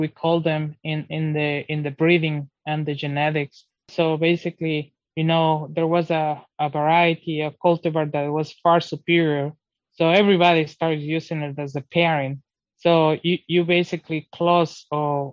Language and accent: English; Ecuador; English is a second language; now in Georgia, United States; I'm originally from Ecuador, South America